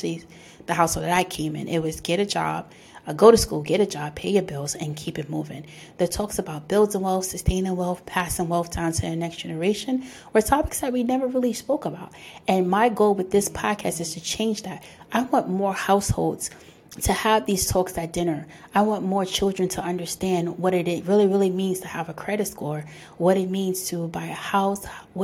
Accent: New York City, New York, United States; I'm born and raised in the Bronx

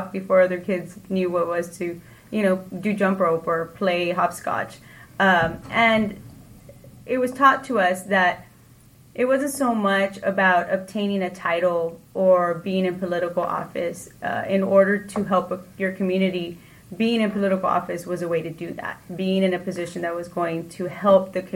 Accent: Edinburg, Texas, United States; I was born and raised to Edinburgh, here in Edinburgh, Texas

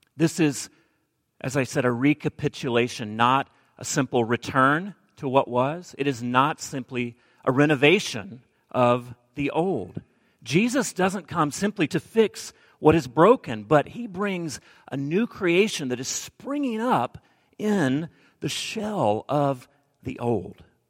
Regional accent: Alabama, United States; moved away; I'm from Alabama

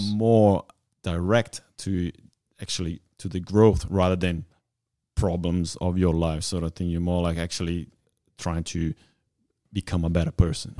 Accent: Bento Gonçalves, Rio Grande do Sul, Brazil; moved away as an adult; now in Australia; I'm from Brazil, small town called, uh, Bento Gonçalves.

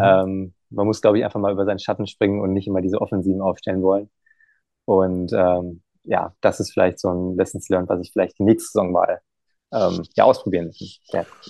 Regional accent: Emmerich am Rhein, North Rhine-Westphalia, Germany; now in Düsseldorf, Germany; ich komme ja aus Emmerich, Emmerich am Rhein

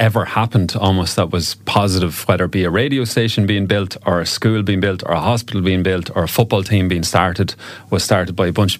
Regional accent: Ulster, Ireland; she's from County Limerick, I'm from County Cavan.

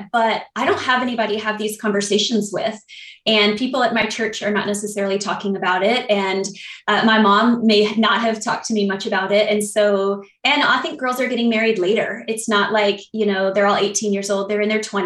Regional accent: North Carolina, United States; I'm from North Carolina

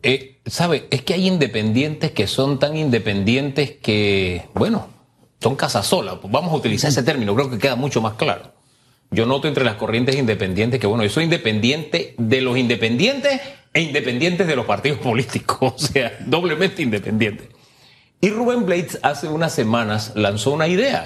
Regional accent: Panama; somos panameños

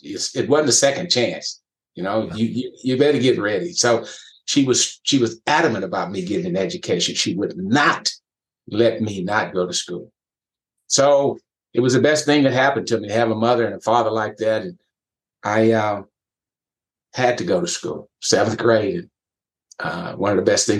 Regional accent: West Texas, United States; that small community I grew up in West Texas

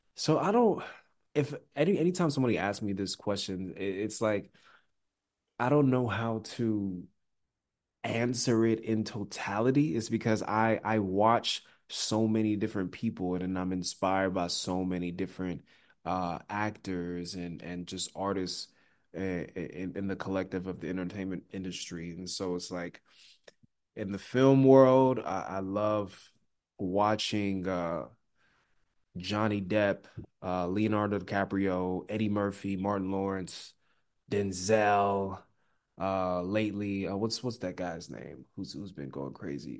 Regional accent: Nigeria; I'm Nigerian

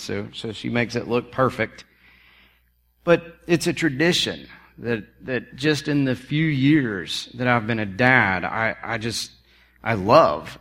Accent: South Carolina, United States; growing up in South Carolina

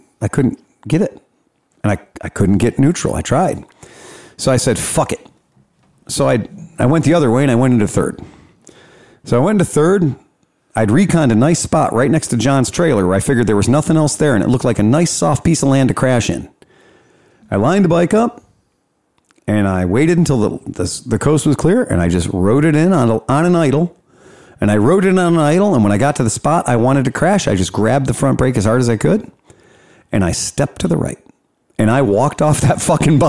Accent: Cleveland, Ohio, United States; from Cleveland

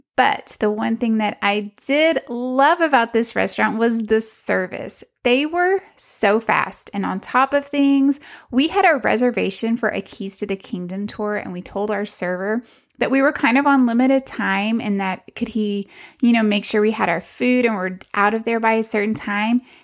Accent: Texas, United States; I'm from Texas and barbecue's kind of a thing here

